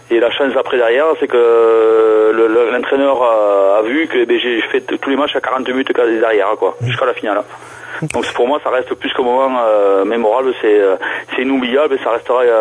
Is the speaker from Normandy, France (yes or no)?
no; South-West, near Toulouse, Occitania, France; alors, je suis natif de la région du Sud-Ouest, donc à côté de Toulouse